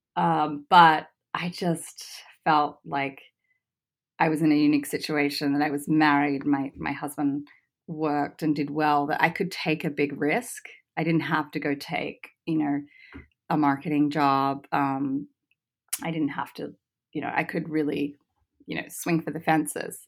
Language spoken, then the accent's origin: English; Australia; moved away; I grew up in Australia